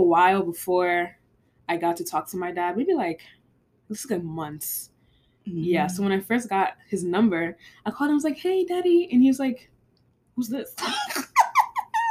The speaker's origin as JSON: {"language": "English", "country": "United States", "tie": "born or raised there", "said": "I was born in America"}